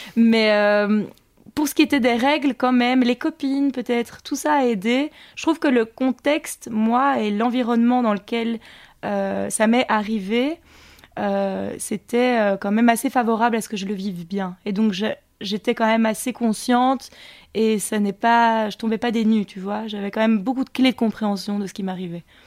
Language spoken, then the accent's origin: French; Montigny-le-Tilleul, Wallonia, Belgium; also born or lived in London / Australia / Ardennes; J'ai grandi à Montigny-le-Tilleul, donc je suis Carolo.